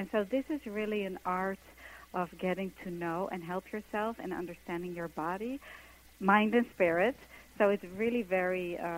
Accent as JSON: {"language": "English", "country": "Netherlands", "second_language": "English", "moved": "yes", "lives_now": "New York, United States", "said": "I came from Holland to New York to be a dancer"}